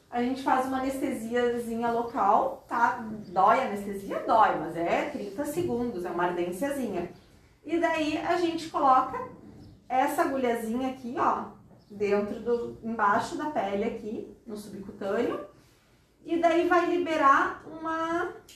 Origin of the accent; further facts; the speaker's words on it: Porto Alegre, Rio Grande do Sul, Brazil; moved away as an adult; also born or lived in Pelotas / Florianópolis; now in Tubarão, Brazil; E eu sou de Porto Alegre, sou gaúcha, fiz a minha faculdade lá em Pelotas e a minha especialização em Florianópolis. E agora estou aqui morando em Tubarão desde 2004.